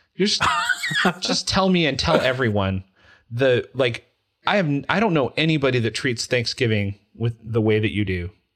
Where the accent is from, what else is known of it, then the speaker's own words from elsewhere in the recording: Utah, United States; I'm from Utah